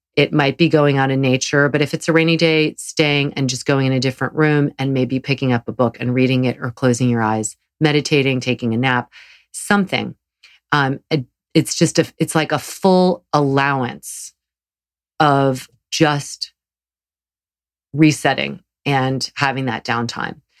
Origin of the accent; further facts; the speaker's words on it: the South, United States; growing up in the South